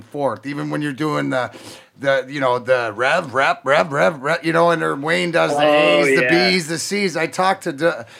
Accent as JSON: {"language": "English", "town": "Windsor", "region": "Ontario", "country": "Canada", "tie": "born or raised there", "also_born_or_lived": "Burnaby", "said": "I actually grew up right across the border from Detroit, over just outside Windsor"}